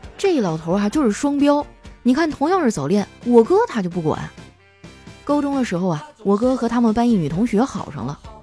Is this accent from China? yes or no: yes; Qitaihe, Heilongjiang, China; moved away; 七台河市，茄子河区，茄子河镇，茄子河小学